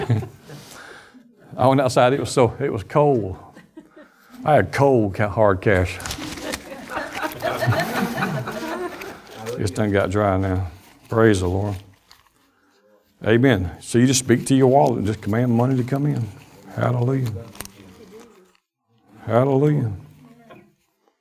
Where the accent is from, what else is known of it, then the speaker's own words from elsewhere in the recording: Alabama, United States; we're from Alabama